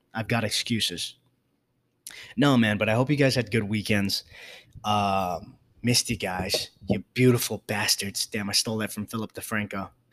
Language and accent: English; New York City, New York, United States; I grew up in the South Bronx